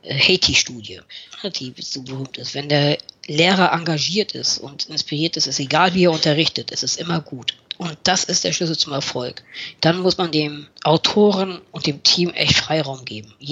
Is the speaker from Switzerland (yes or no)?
no; Northern Germany, Germany; Wir, äh, als Norddeutsche sagen wir nicht schnacken, sondern machen.